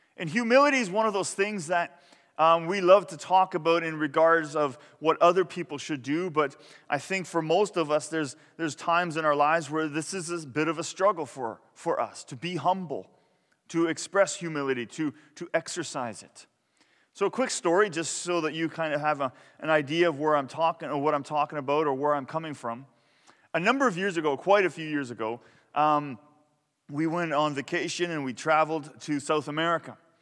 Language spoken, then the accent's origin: English; Canada; I was from Canada